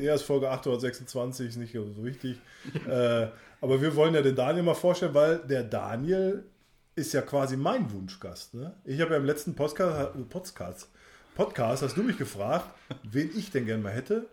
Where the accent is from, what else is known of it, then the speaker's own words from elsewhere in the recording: Sauerland, North Rhine-Westphalia, Germany; bei uns äh? im Sauerland